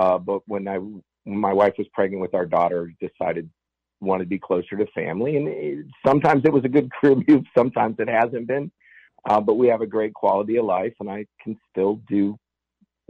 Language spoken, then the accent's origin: English; Fairmont, West Virginia, United States; where I grew up in Reevesville, West Virginia, Fairmont, West Virginia